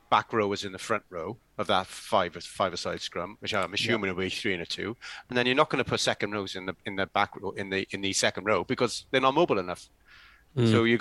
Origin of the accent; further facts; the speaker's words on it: Welsh, Wales, United Kingdom; being Welsh